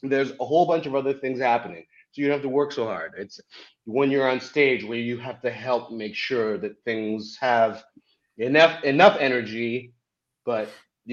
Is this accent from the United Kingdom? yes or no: no; Canada; also born or lived in Zimbabwe; I'm from Africa and grew up in Canada